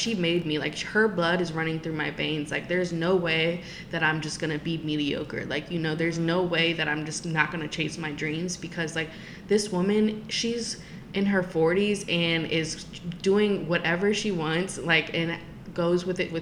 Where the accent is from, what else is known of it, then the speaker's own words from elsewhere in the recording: Richmond, Virginia, United States; moved away; my hometown where I grew up. For the Three Trap District in Richmond, Virginia